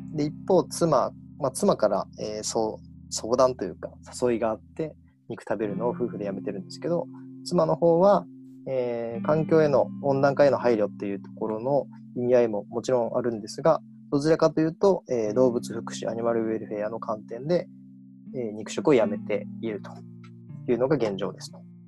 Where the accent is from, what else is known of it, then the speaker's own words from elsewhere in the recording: Kagawa, Japan; moved away as an adult; also born or lived in Osaka; 地元から地元香川県なんですけど香川県から大阪